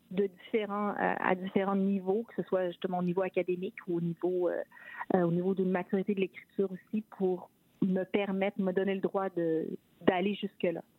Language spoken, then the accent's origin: French; Quebec City, Quebec, Canada; now in Toronto, Canada; je viens de la ville de Québec et qu'une des surprises que j'ai en arrivant à Toronto